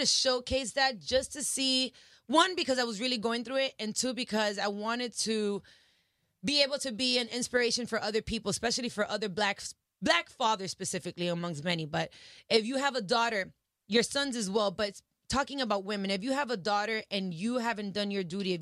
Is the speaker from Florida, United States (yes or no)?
yes; Miami, Florida, United States; also born or lived in Dominican Republic (family); I was born in Miami